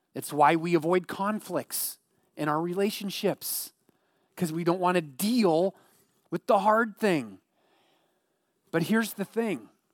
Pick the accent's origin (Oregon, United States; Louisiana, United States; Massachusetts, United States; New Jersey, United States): Oregon, United States; Eugene; growing up in the Eugene area